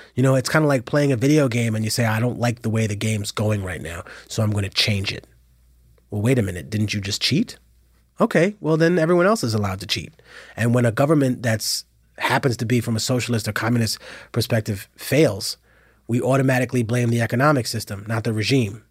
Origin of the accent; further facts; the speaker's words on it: New York City, New York, United States; I'm from Harlem